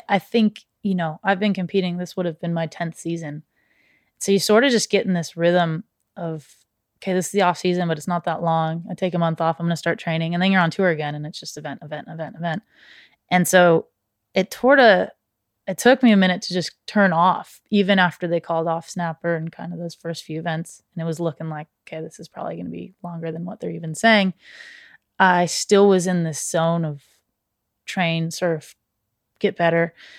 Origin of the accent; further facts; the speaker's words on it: Santa Barbara, California, United States; growing up in Santa Barbara